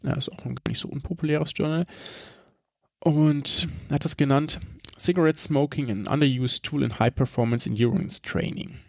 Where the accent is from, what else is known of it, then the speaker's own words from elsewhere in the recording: Germany; bei uns in Deutschland